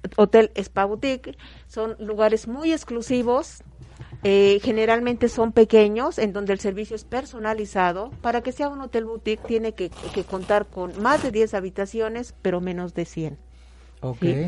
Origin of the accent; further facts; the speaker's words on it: Mexico; nosotros como mexicanos